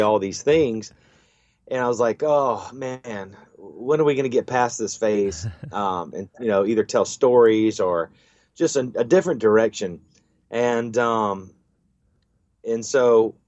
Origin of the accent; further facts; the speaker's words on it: Panama City, Florida, United States; I do love my hometown